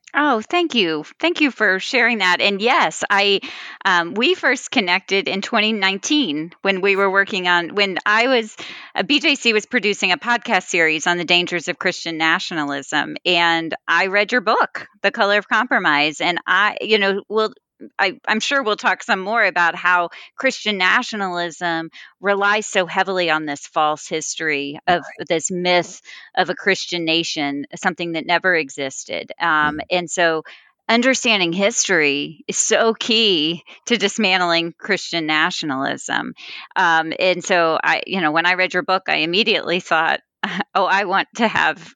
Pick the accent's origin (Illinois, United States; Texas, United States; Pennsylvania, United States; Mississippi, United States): Texas, United States; originally from Texas. Uh, so I grew up in churches that used to be Southern Baptist.